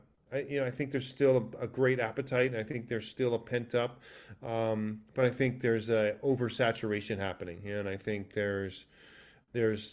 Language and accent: English; Hawaii, United States; moved away; growing up in Hawaii